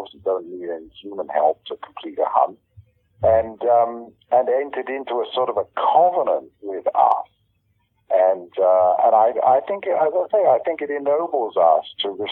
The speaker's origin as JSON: {"language": "English", "country": "United Kingdom", "accent": "British", "moved": "yes", "said": "you probably tell on my accent, I'm British originally."}